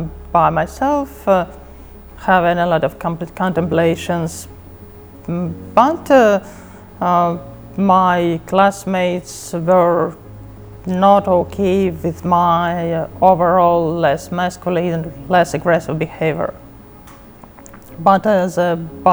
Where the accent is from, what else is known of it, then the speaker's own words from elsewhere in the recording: Russia; I'm from Russia